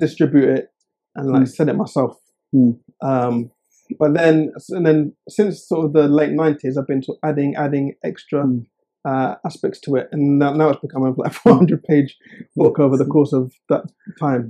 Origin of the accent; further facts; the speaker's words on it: Oxford, South East England, United Kingdom; I was born and raised in Oxford